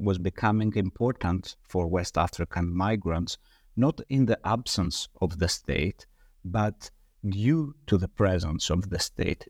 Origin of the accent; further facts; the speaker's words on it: Greece; I was born and raised in Greece. I was educated in Greece. I studied in Greece